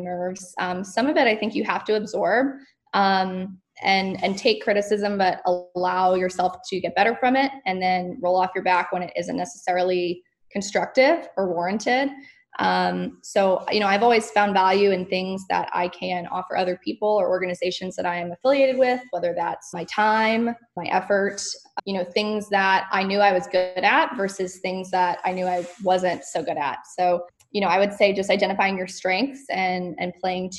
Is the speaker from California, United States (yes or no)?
no; Ponte Vedra Beach, Florida, United States; also born or lived in Oxford, Mississippi / Orlando, Florida; now in Jacksonville, United States; I grew up in Florida